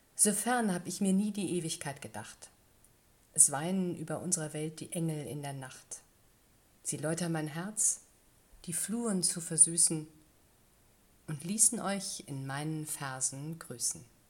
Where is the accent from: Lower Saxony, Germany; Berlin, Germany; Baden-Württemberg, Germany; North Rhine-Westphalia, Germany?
North Rhine-Westphalia, Germany; near Wuppertal; now in Tating, Germany; in Nordrhein-Westfalen, in Wuppertal, direkt neben, äh, fast neben meinem Geburtsort